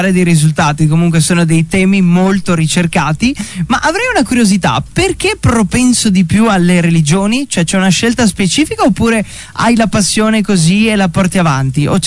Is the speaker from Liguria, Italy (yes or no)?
no; Moggio Udinese, Friuli-Venezia Giulia, Italy; Ah, io sono nato a Gemona, ma eh, sono di Moggio, ecco.